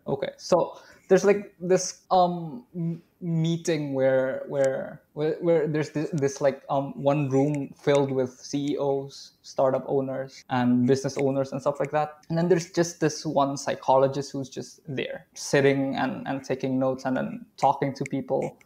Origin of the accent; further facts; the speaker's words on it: Indonesia; I am from Indonesia